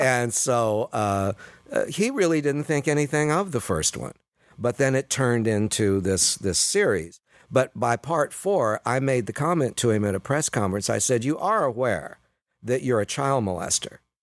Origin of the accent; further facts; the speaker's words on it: Sacramento, California, United States; the municipal auditorium where we all graduated a year later, downtown Sacramento